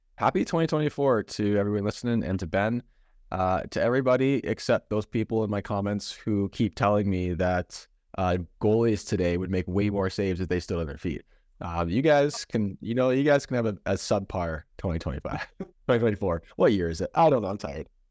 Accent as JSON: {"language": "English", "country": "Canada", "tie": "born or raised there", "said": "growing up in Canada"}